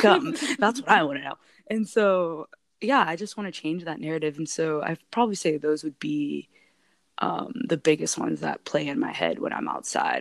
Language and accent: English; Alaska, United States; being born and raised in Alaska